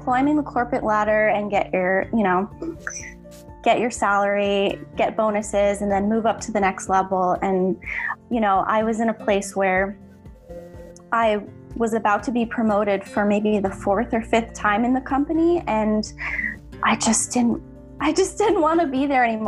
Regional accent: Connecticut, United States; moved away as an adult; now in Valencia, Spain; currently I am based in Valencia, Spain, but I'm originally from Connecticut, USA.

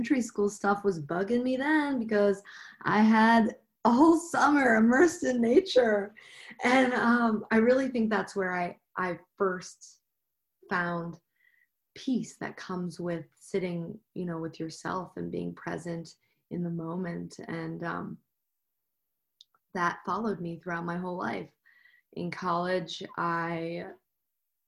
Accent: Midwest, United States; moved away as an adult; now in Denver, United States; I am originally from the Midwest, but I moved to Denver about 9 years ago.

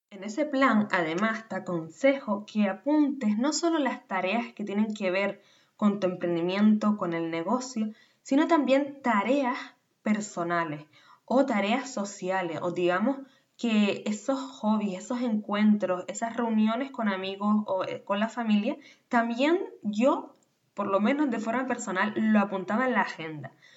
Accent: Canary Islands, Spain; nacida en Canarias

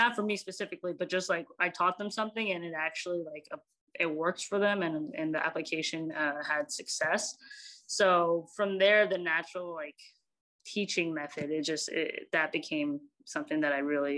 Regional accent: Bay Area, California, United States; also born or lived in San Francisco / Alameda / Dublin / South San Francisco; I grew up in the Bay Area, and I can't claim one area.

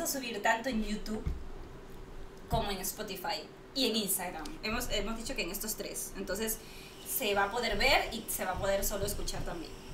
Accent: Lima, Peru; now in Barcelona, Spain; como buena peruana que soy

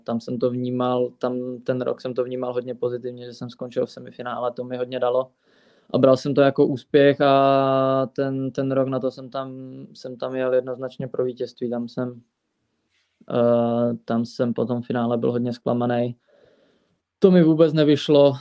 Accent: Fulnek, Moravian-Silesian Region, Czechia; ve Fulneku, eh, vlastně v mém rodném městě nebo ve městě, kde jsem vyrůstal od malička

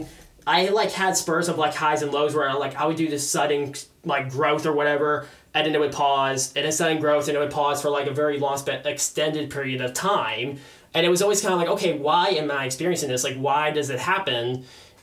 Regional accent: West Palm Beach, Florida, United States; I've been born and raised in West Palm Beach, like in the heart of West Palm Beach my entire life

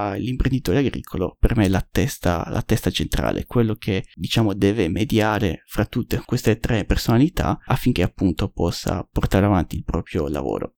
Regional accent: Sardinia, Italy; dalle mie parti, in, in Sardegna

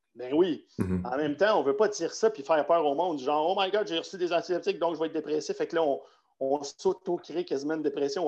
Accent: Quebec, Canada; Moi, je viens du Québec

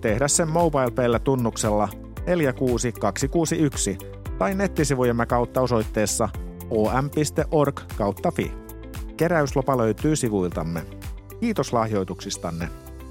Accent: Greece; moved away; mä kasvoin Kreikassa

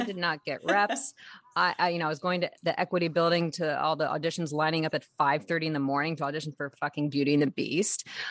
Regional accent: San Diego, California, United States; I grew up in San Diego

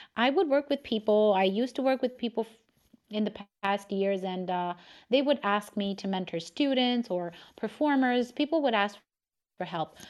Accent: Romania; English is a second language; I was born and raised in Romania

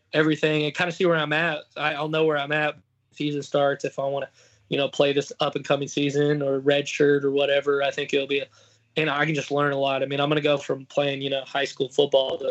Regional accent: Texas, United States; I'm from the South and from Texas

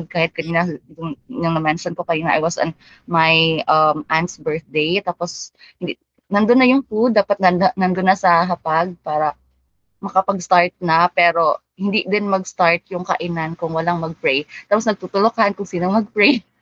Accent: Philippines; first language Cebuano (Bisaya); Tagalog is a second language; dapat proud tayo as a Filipino kasi we can speak so many languages

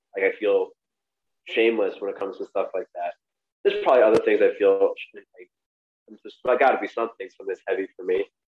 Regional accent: New York City, New York, United States; I grew up in Brooklyn also

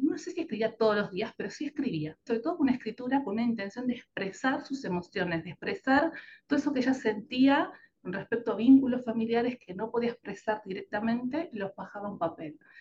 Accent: Uruguay; moved away as an adult; now in Argentina; soy uruguaya, pero vivo en Argentina ya hace la mitad de mi vida, siempre bromeo con esto de que soy como un café con leche, mitad y mitad, la mitad de mi vida viví en Uruguay y la otra mitad en Argentina

